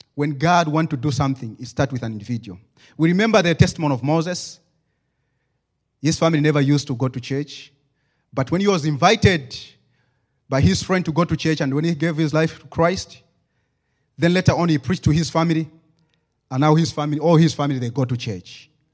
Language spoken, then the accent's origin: English; Zambia; English is a second language